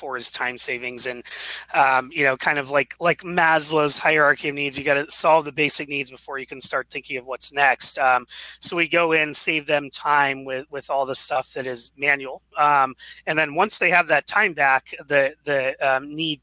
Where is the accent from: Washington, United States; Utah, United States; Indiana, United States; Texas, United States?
Washington, United States; Seattle; I grew up here in Seattle, went to University of Washington